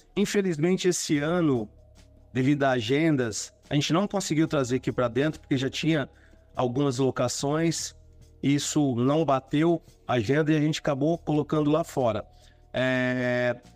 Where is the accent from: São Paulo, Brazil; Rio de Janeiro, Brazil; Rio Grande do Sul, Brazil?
São Paulo, Brazil; Sales Oliveira; now in São José dos Campos, Brazil; eu sou da região lá de Ribeirão Preto, cidade de Sales Oliveira